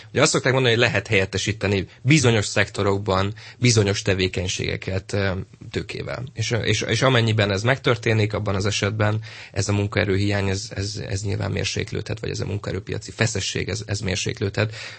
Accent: Pécs, Baranya, Hungary; Pécsi vagyok

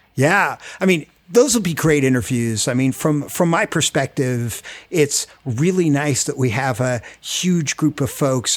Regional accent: Rockland County, New York, United States; moved away as an adult; now in Washington, D.C., United States; I grew up in Rockland County, New York, with a crazy, like, small family, moved down here to American University

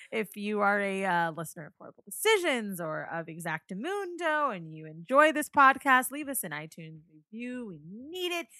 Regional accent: Orlando, Florida, United States; I'm from Orlando, right? I grew up there

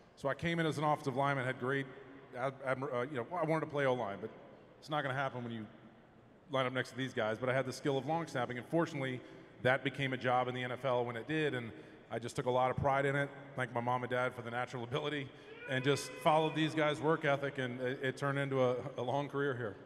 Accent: Marietta, Georgia, United States; I grew up in Marietta, Georgia.

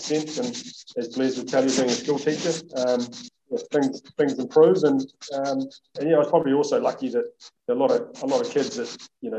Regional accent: Christchurch, Canterbury, New Zealand; born and bred in Christchurch and Canterbury, so never really had any reason to move elsewhere.

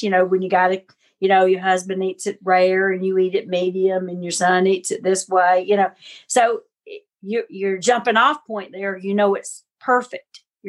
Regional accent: the South, United States; I'm a Southerner

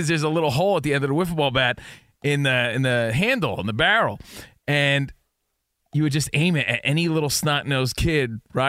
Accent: New Jersey, United States; now in Los Angeles, United States; growing up in New Jersey

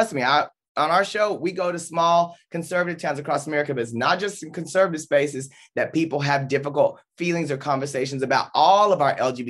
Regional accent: the South, United States; I grew up in the South with in a different community at times in a different period.

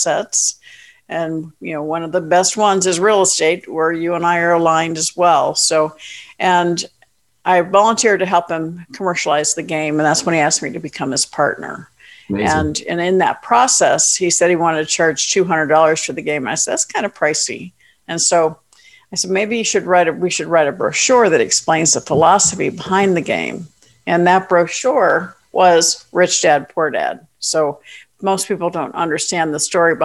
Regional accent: Florida, United States; moved away as an adult; also born or lived in Atlanta; I grew up in Florida

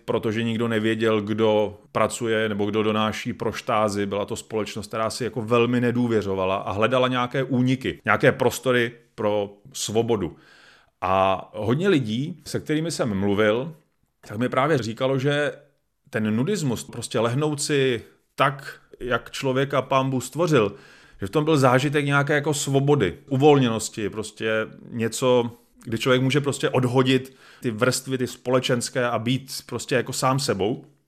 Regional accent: Czechia; my, jako Češi nebo česká společnost

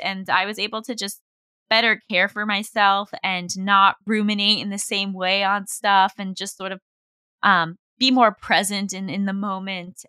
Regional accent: New York, United States; I grew up in New York

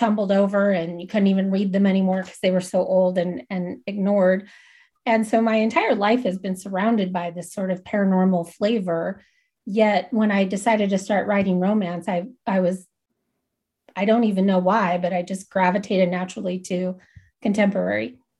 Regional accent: Salem, Massachusetts, United States; I grew up in Massachusetts. And if you don't know anything about Massachusetts, the entire place is haunted. And I lived in Salem, home of the witches

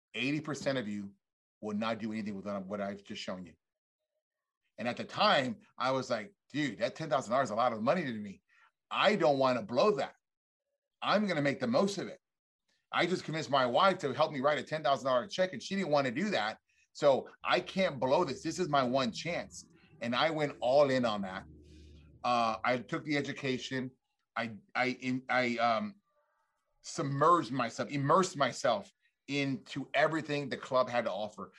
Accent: South Texas, United States; I grew up in South Texas

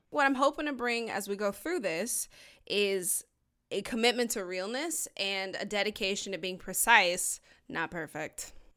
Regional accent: Georgia, United States; we're both from Georgia

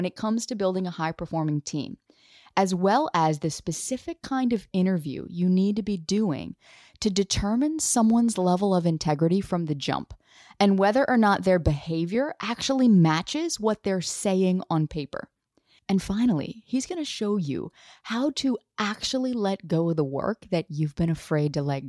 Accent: the South, United States; For years in my business, people didn't even know I was from the South, because you couldn't detect a hint of twang in my voice at all.

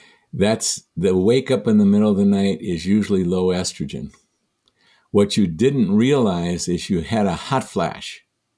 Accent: Michigan, United States; I'm from Michigan.

